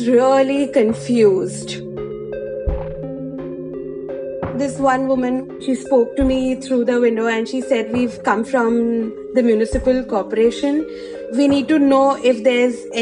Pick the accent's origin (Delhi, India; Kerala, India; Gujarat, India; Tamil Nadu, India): Gujarat, India; Vadodara; now in Mumbai, India; I had just arrived at my hometown in Vadodara in Gujarat from Mumbai